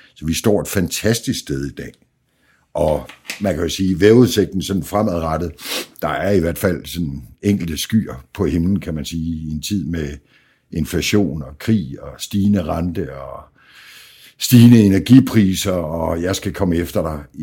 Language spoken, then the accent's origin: Danish; Jutland, Denmark; jeg er fra Jylland